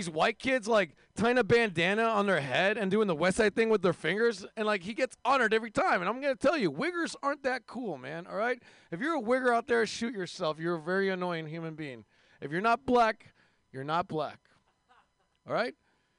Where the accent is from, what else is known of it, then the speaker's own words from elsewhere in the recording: India; And if you hate my race, I'm from India.